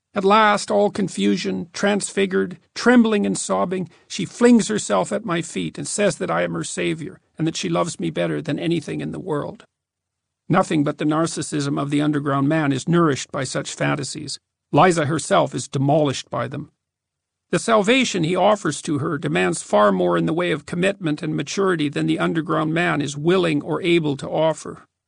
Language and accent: English; Fairview, Alberta, Canada; also born or lived in Edmonton; the dismal, cramped adolescent culture of my hometown